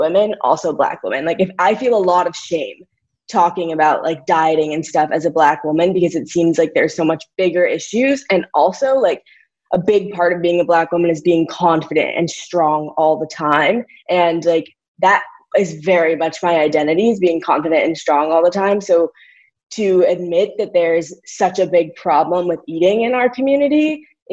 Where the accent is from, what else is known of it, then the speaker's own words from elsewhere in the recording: St. Louis, Missouri, United States; moved away; also born or lived in Northwestern University, Illinois; growing up in St. Louis